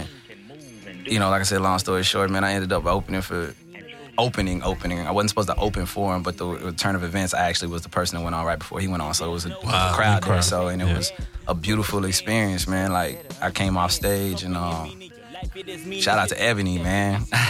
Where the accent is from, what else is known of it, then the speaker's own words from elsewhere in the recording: Lufkin, Texas, United States; now in Houston, United States; I'm from Lufkin, but I reside in Houston.